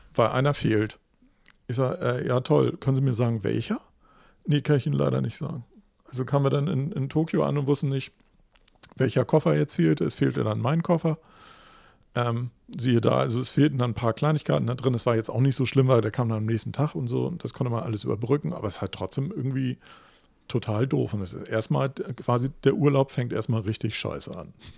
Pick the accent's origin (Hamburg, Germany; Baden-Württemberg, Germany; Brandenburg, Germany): Hamburg, Germany; ich würde als Hamburger